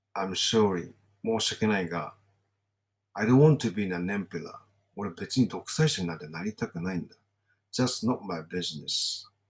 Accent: Kawasaki, Kanagawa, Japan; also born or lived in Saiwai-ku, Kawasaki; now in Kawasaki, Japan; 私が生まれ育った地域ってのは川崎南部なんですね。

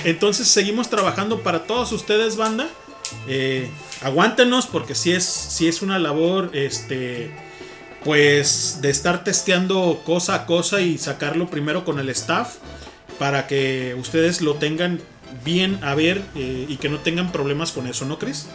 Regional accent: Guadalajara, Jalisco, Mexico; somos de Guadalajara nosotros

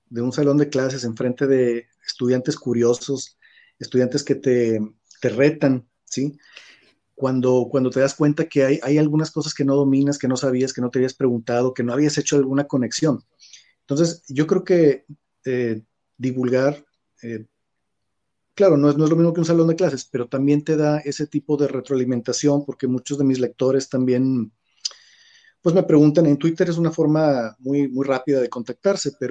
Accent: Mexico; moved away as an adult; now in China; soy un mexicano que vive en China

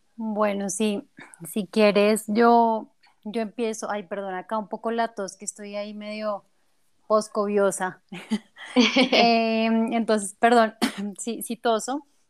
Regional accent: Bogotá, Colombia; now in Mexico; yo soy colombiana, específicamente de Bogotá

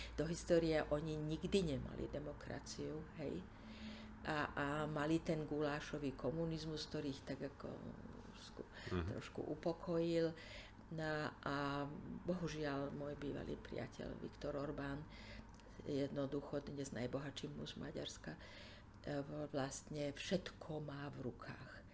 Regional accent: Slovakia; also born or lived in Czechoslovakia; pre nás Slovákov

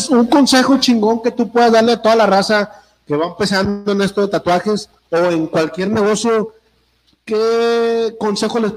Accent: Monterrey, Nuevo León, Mexico; yo soy regio

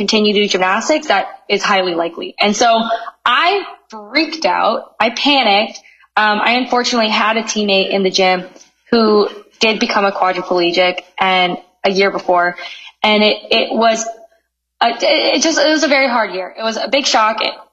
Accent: Canada; moved away as an adult; I'm from Canada.

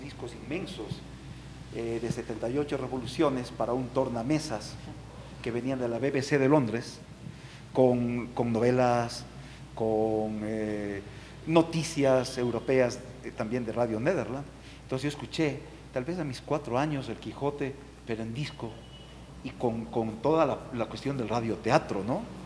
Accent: Ambato, Tungurahua, Ecuador; yo soy de Ambato

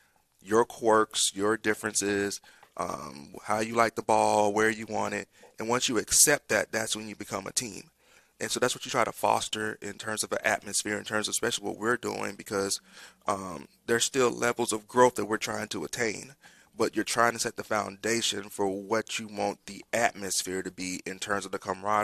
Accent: Columbus, Georgia, United States; born there; And so I was born in Fort Benning, Columbus, Georgia.

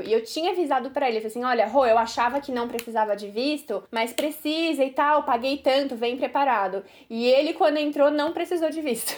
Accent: Brazil; Eu sou brasileira

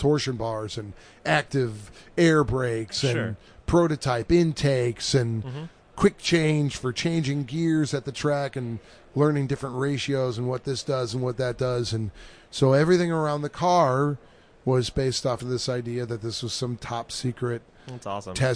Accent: near Watkins Glen, New York, United States; I grew up near Watkins Glen Raceway

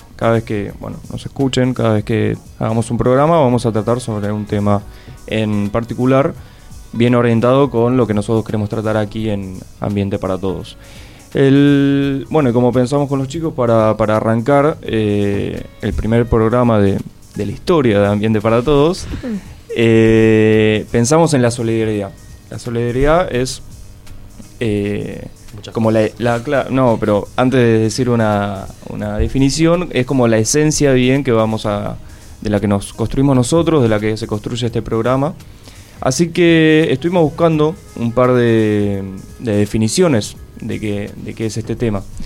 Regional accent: Buenos Aires, Argentina; nací aquí en la ciudad autónoma de Buenos Aires

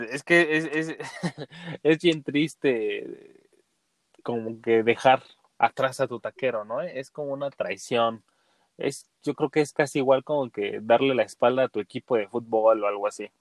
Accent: Mexico; como buen mexicano

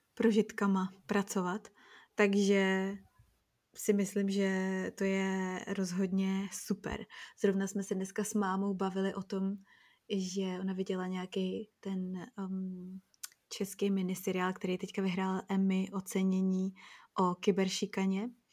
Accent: Czechia; moved away; my Češi

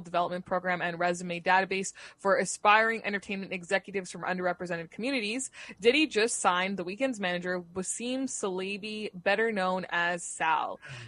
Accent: Canada; I'm Canadian

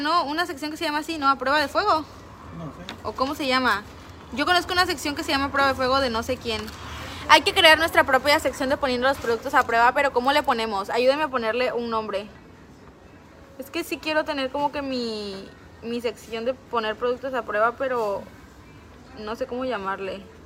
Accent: Veracruz, Mexico; Soy del puerto de Veracruz

